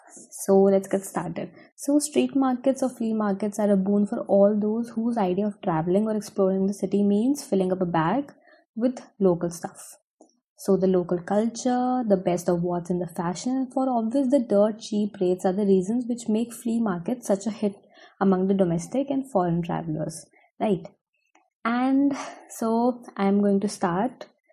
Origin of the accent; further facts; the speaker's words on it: Delhi, India; now in Gurgaon, India; as I live in Gurgaon and I was born in Delhi.